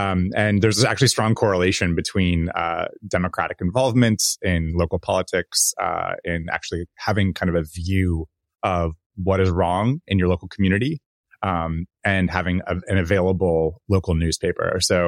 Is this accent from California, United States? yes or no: yes; California, United States; You know, I grew up in the North Bay and in the Bay Area